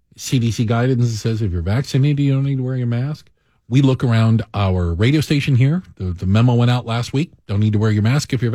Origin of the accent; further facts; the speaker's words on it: Tucson, Arizona, United States; now in Chicago, United States; I grew up in Tucson, Arizona